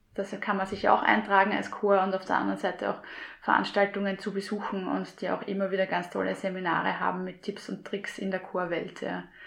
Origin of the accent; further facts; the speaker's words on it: Gumpoldskirchen, Lower Austria, Austria; so bin ich zum Singen gekommen in meiner Heimat in Gumpolskirchen